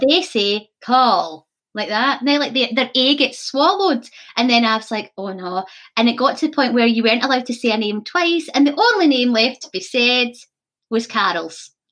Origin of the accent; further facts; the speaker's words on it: Scotland, United Kingdom; also born or lived in Cumbria, England; I was the only Scottish person in my drama class